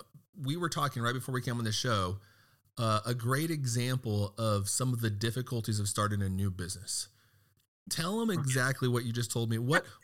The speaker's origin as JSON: {"language": "English", "region": "Texas", "country": "United States", "said": "I'm from Texas."}